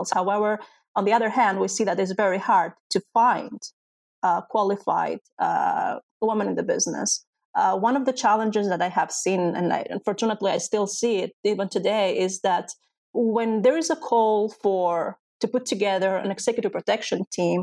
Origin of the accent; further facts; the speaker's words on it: Greece; also born or lived in Albania; And I was Albanian, but I was raised in Greece, so I didn't have the Greek citizenship